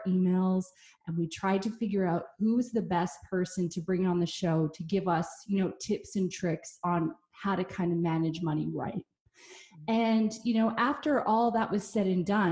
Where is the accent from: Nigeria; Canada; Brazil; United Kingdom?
Canada; I'm Canadian